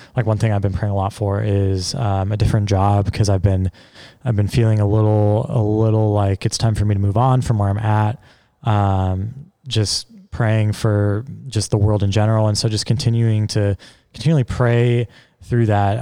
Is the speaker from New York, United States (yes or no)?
no; Seattle, Washington, United States; my hometown, like Seattle's where I'm from